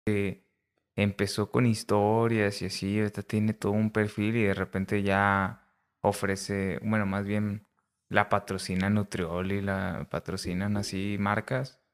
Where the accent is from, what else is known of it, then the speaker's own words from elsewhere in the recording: Ciudad Acuña, Coahuila, Mexico; moved away as an adult; also born or lived in Saltillo, Coahuila; now in La Laguna, Mexico; yo soy de Ciudad Acuña, Coahuila. Realmente nací en Saltillo, pero terminamos en Ciudad Acuña, Coahuila.